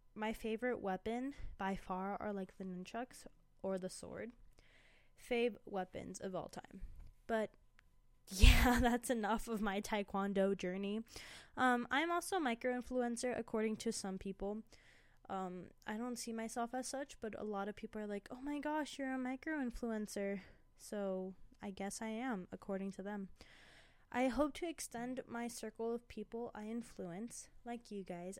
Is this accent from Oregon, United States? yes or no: no; Indianapolis, Indiana, United States; now in Colorado, United States; I was born in Indianapolis, Indiana.